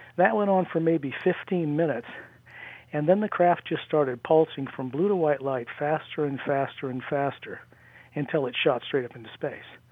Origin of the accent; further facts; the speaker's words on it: near Salt Lake, Utah, United States; in Utah, where I grew up near Salt Lake